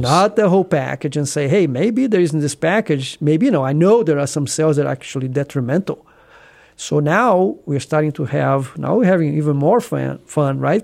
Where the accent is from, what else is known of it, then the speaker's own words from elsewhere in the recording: small town Brazil, between Rio and São Paulo, Southeast Brazil, Brazil; English is a second language; moved away as an adult; also born or lived in Rio de Janeiro, Brazil / Houston, Texas, United States; now in Columbus, United States; I was born in Br-, small town Brazil, you know, somewhere in, if you look at the map, between Rio and São Paulo, southeast Brazil. And I went to medical school in Rio